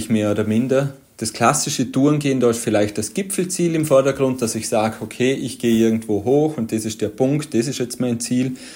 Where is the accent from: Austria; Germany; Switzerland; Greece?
Austria; Vorarlberg; Auch bei uns in Vorarlberg haben wir noch wirklich kleine Skigebiete, wo es zwei, drei Lifte sind